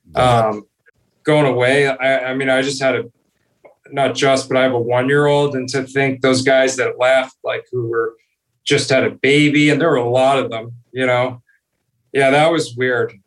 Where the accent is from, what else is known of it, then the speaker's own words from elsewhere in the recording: Toronto, Ontario, Canada; I grew up in Toronto.